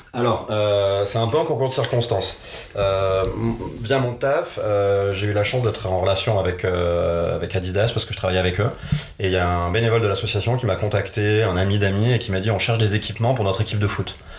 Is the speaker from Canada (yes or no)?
no; Nîmes, Occitania, France; je suis originaire de Nîmes, dans le sud de la France